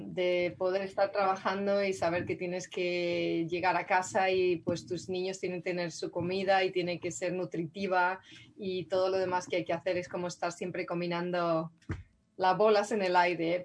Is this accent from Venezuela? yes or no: no; Madrid, Community of Madrid, Spain; moved away as an adult; now in San Rafael, United States; crecí en Madrid, yo nací en Madrid